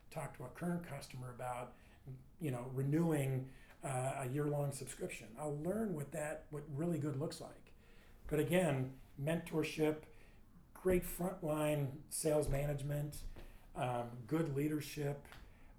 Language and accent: English; Southern California, United States; My parents immigrated from Sweden. I grew up in Southern California.